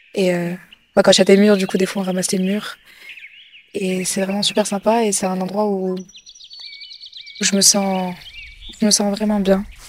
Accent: Morocco; J'ai grandi avec mes, grands-parents et on habitait dans une grande, euh, grande villa au Maroc.

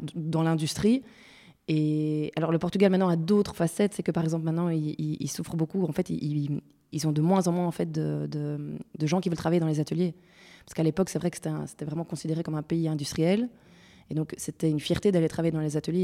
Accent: Brussels, Brussels-Capital Region, Belgium; Je suis bruxelloise

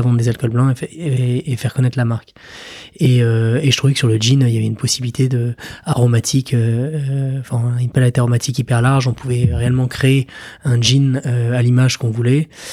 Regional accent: Paris, Île-de-France, France; moved away as an adult; also born or lived in New York; now in Normandy, France; j'ai grandi à Paris, euh, été à l'école à Paris, passé mon bac à Paris

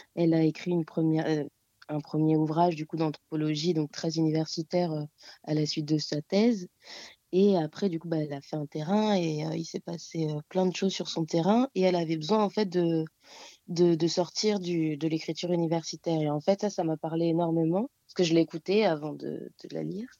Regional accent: Réunion; moved away as an adult; now in Paris, France; je viens de l'île de la Réunion, donc ça fait euh, cinq ans que je suis ici

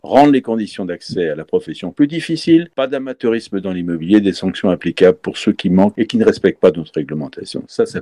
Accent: Nantes, Pays de la Loire, France; je suis nantais

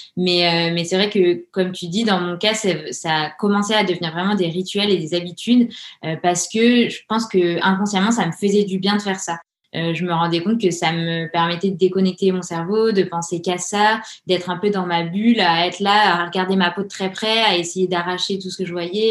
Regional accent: Grenoble, Auvergne-Rhône-Alpes, France; now in Orléans, France; on a grandi à Grenoble, entouré des montagnes

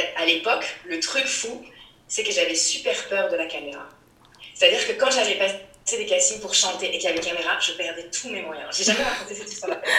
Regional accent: Rennes, Brittany, France; à Rennes, dans ma ville natale, quand j'étais ado

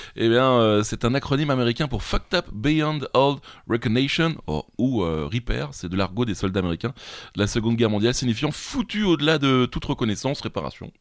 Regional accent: France; accent: French; mon accent français

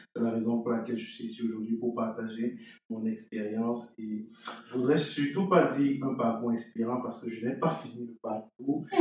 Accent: Cameroon; moved away as an adult; now in Shippagan, Canada; je suis originaire du Cameroun, je suis arrivé au Canada en novembre 2019

